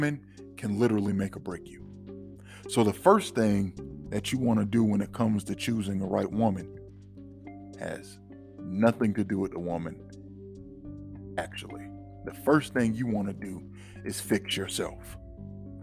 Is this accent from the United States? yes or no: yes; Florida, United States; I'm from Florida